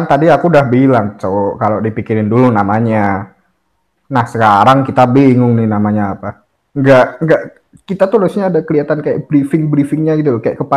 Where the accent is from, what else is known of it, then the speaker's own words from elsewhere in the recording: Java, Indonesia; Kalau kalau aku sih ya dari Jawa lah.